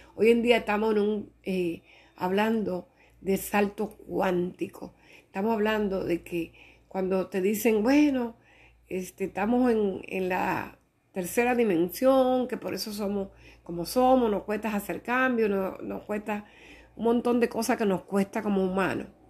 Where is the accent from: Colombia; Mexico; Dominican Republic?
Dominican Republic; soy dominicana